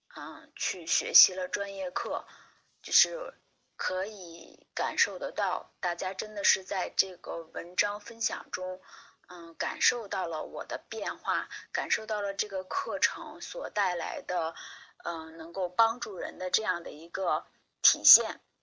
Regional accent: Hebei, China; 我是河北人，我出生在一个农村，然后呢，我是中专毕业，毕业了之后，呃，我当时学的专业是医学，我学的是病理专业

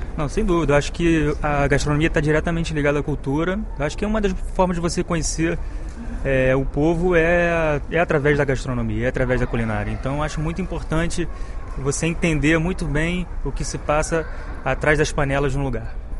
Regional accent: Rio de Janeiro, Brazil; also born or lived in Piauí; eu nasci no Rio

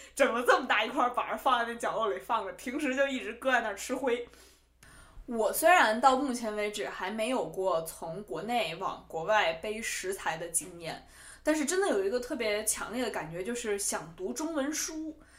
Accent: Beijing, China; accent: Beijing accent (京腔); moved away as an adult; now in New York, United States; 虽然我是从小在北京长大，所以说话京腔也比较重

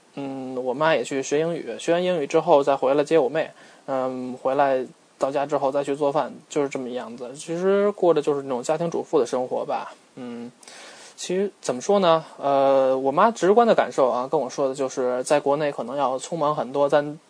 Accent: China; now in Australia; 因为我们中国人嘛，真的是能吃苦肯干

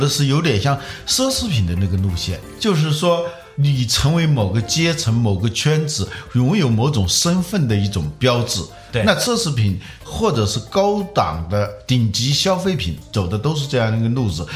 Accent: China; 我们中国人有了这种技术

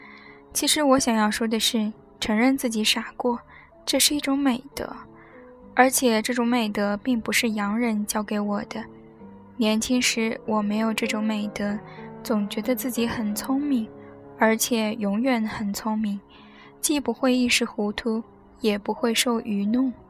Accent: China; 这件事让中国人一说，太过复杂。我就是中国人，所以讲的这样复杂。

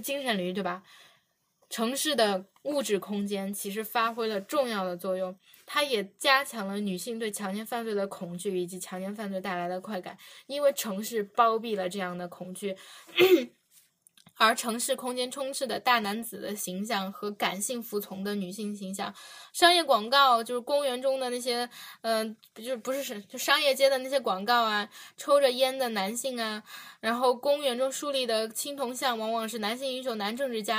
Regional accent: China; born there; 因为我们生在中国，活在中国。

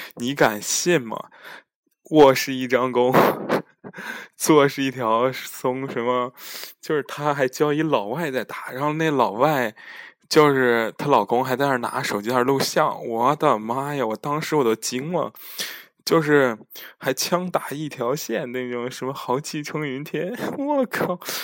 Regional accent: China; 我们中国人还是喜欢吃热汤、热饭嘛

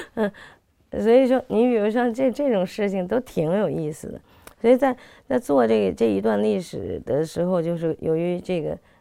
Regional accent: Beijing, China; 我是北京人

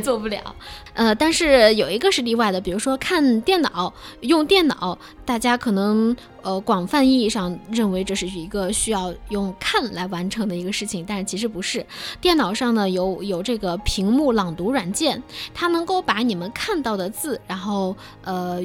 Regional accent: Zibo, Shandong, China; 我是山东淄博人

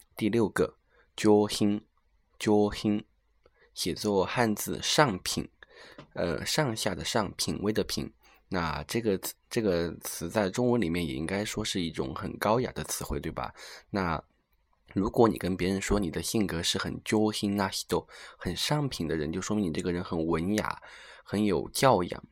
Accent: Sichuan, China; 也算是我的了老乡吧，因为他是一个土生土长的四川人

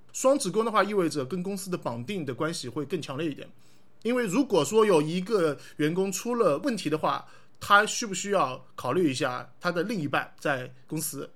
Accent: Hangzhou, Zhejiang, China; 我是杭州人

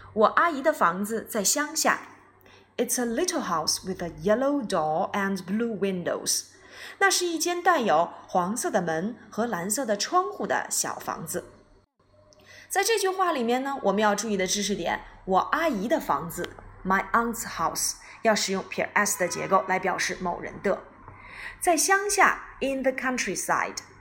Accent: China; 我们中国人

